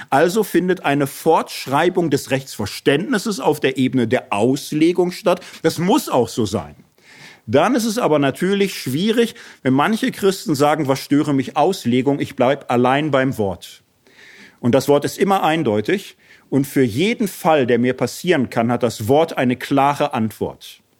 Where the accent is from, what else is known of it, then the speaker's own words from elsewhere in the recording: Hesse, Germany; Also ich komme aus Hessen